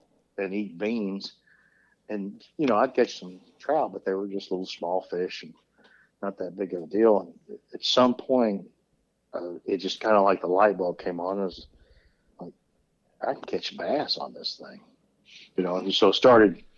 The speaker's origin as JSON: {"language": "English", "region": "West Kentucky", "country": "United States", "tie": "born or raised there", "said": "I was born and raised in West Kentucky"}